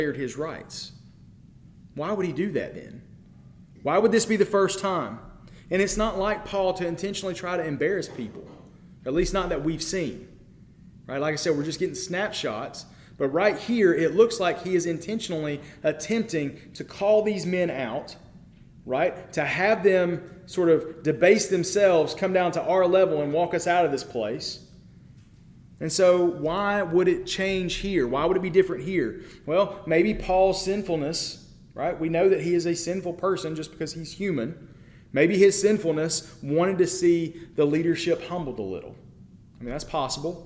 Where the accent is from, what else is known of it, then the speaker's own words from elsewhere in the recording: United States; as an American